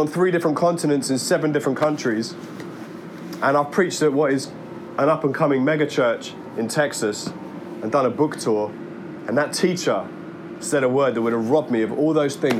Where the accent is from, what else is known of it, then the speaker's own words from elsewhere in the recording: Worcester Park, London, United Kingdom; I grew up living around Worcester Park, Sutton Way